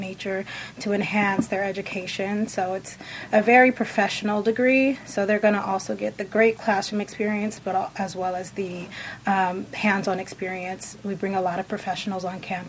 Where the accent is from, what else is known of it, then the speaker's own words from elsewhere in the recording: San Diego, California, United States; also born or lived in Riverside, California; I grew up in San Diego. I did the first part of my life there